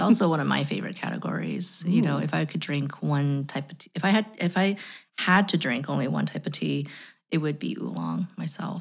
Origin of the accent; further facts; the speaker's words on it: United States; As an American